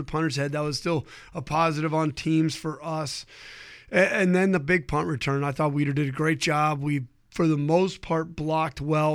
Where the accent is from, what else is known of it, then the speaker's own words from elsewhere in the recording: Ohio, United States; I grew up in Ohio